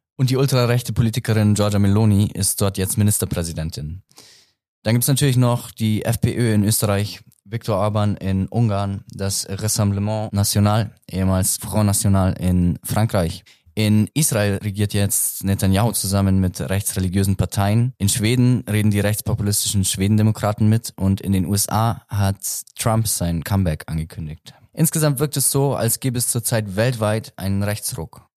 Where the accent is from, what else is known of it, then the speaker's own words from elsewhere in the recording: Augsburg, Bavaria, Germany; ich komme aus Augsburg